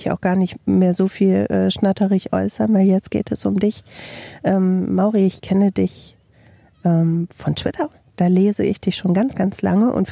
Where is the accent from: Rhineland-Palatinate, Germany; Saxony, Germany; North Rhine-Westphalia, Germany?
North Rhine-Westphalia, Germany; Bielefeld